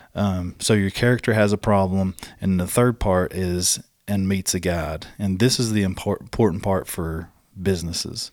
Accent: Southeast, United States; It's only because I'm from the Southeast.

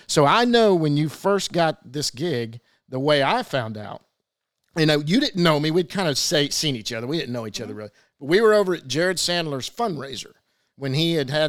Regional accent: Duncanville, Texas, United States; I grew up in Duncanville, Texas

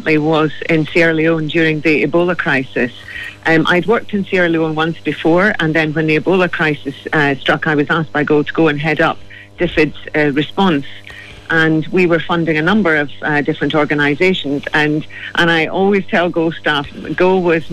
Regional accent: Scotland, United Kingdom; accent: Scottish; now in Ireland; I'm Celtic, I'm from Scotland

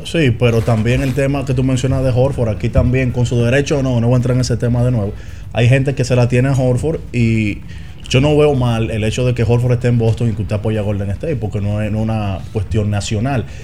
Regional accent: San Cristóbal, Dominican Republic; yo soy de San Cristóbal

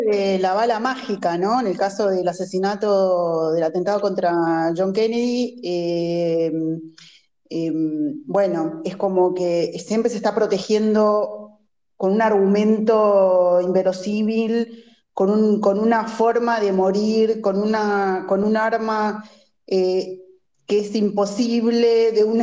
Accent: Argentina; somos argentinos

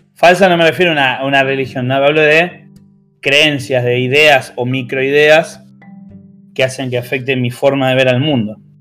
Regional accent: Argentina; acá en, Argentina

